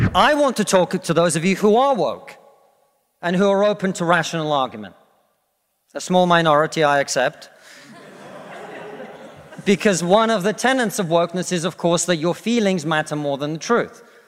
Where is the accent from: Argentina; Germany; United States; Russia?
Russia; now in United Kingdom; I come from Russia, which is not a poor country, it's a middle-income country